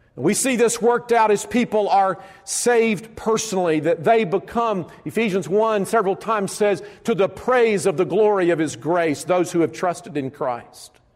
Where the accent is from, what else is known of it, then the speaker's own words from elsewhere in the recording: Alabama, United States; I grew up in Alabama